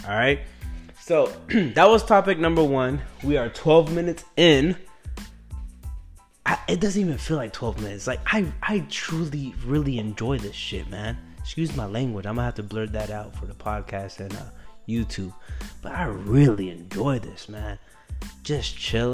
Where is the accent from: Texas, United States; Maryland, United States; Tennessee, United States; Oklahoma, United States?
Texas, United States; Killeen; moved away as an adult; now in New York, United States; When I was born and raised that, I don't even think my town has Uber. I don't know. Does Killeen, Texas have Uber?